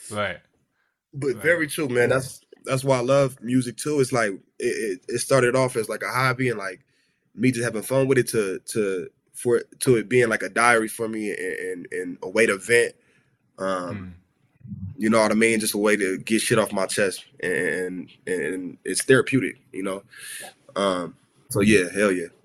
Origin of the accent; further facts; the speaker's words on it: Los Angeles, California, United States; I grew up in South Central. Okay. L.A.